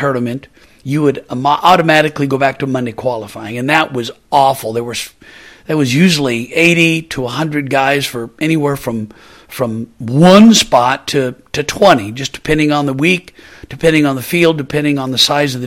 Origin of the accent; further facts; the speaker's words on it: Portland, Oregon, United States; growing up in Portland, Oregon